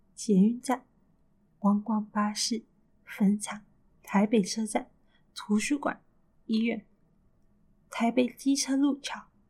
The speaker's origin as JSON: {"language": "Chinese", "country": "Malaysia", "said": "也可以跟我们马来西亚人套几句 Rojak 语言"}